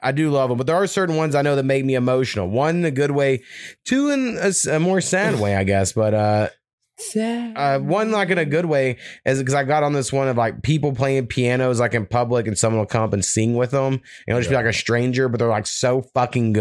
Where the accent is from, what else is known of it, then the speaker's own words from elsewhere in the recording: United States; I'm American.